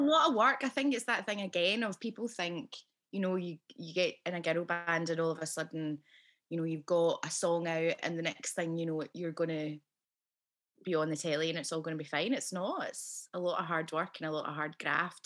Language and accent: English; Scotland, United Kingdom; accent: Scottish; my own accent